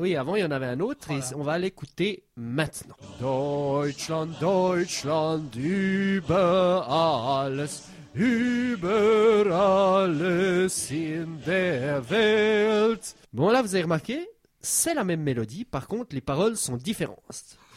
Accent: Swiss Jura, Switzerland; first language French; j'ai grandi dans une région qui, pendant longtemps, faisait partie, était petite part d'une plus grosse région euh, alémanique. Sauf que nous, on parlait français dans notre région, donc dans le Jura suisse

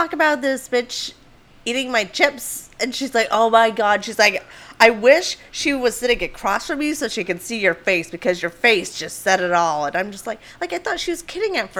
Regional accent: Maine, United States; now in Florida, United States; was born and raised in Maine, where we don't really have college football

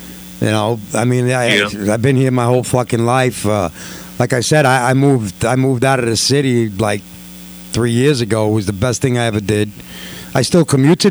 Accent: New York City, New York, United States; moved away; born and raised in Corona, live and die in Corona

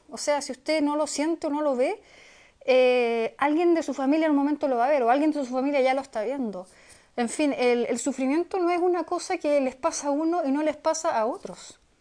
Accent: Chile; siendo chileno

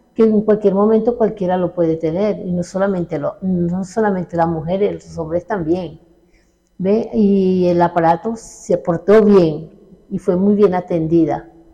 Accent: Venezuela; moved away as an adult; now in Colombia; yo vengo de Venezuela, ¿verdad? Soy una paciente del oncológico de allá

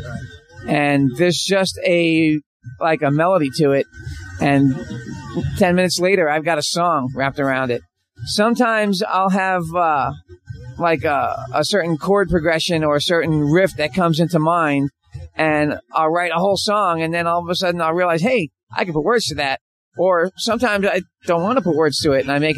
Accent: New York, United States; moved away; also born or lived in Florida; I'm from originally from New York, and I grew up in kind of like a rock and roll house

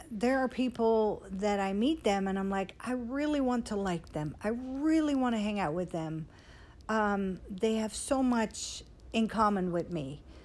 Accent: Netherlands; now in Dallas, United States; I was born and raised in Holland, um, like 20 minutes from Amsterdam

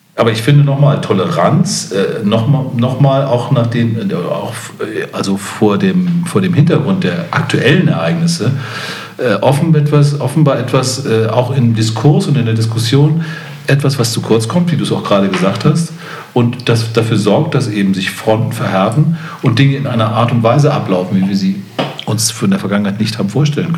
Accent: Hamburg, Germany; auch als Hamburger

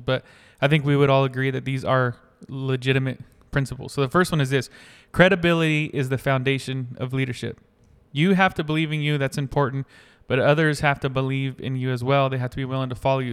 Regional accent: North Carolina, United States; I grew up in North Carolina

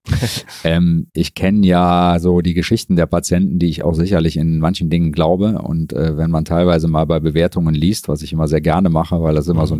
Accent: Mönchengladbach, North Rhine-Westphalia, Germany; also born or lived in Frankfurt / Düsseldorf; Arbeite hier eigentlich an meinem Geburts- und Wohnort

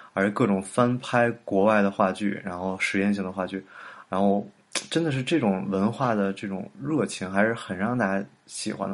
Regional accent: Beijing, China; moved away as an adult; also born or lived in New York, United States; 我其实是北京人，但是太多年不在北京了

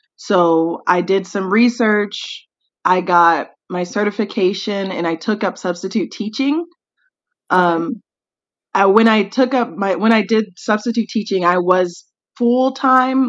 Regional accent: Tennessee, United States; moved away as an adult; also born or lived in Nashville metro area; now in South Korea; I am from Tennessee, USA

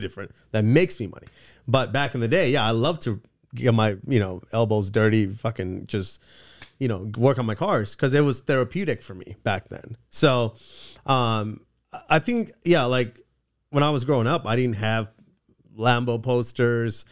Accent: California, United States; also born or lived in England / Los Angeles / Orange County; I moved to the States when I was four years old when my parents separated. And then, um, I grew up ever since then in, in California

